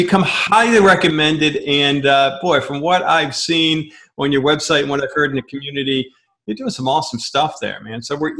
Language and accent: English; Pennsylvania, United States; I'm from Pennsylvania.